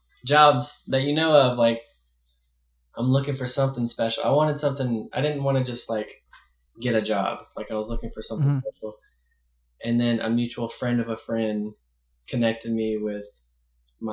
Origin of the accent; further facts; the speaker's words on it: the South, United States; I grew up in the South